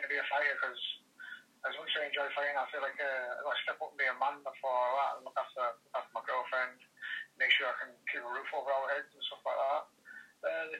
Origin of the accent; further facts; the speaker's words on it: Redcar, North East England, United Kingdom; I'm from Redcar myself, which is it's a small town